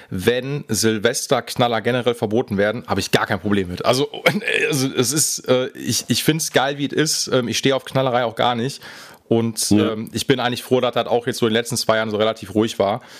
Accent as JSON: {"language": "German", "town": "Essen", "region": "North Rhine-Westphalia", "country": "Germany", "said": "ich komme aus dem Pott"}